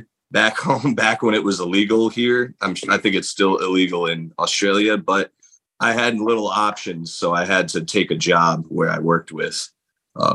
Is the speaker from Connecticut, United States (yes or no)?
yes; Middletown, Connecticut, United States; my hometown in Middletown, Connecticut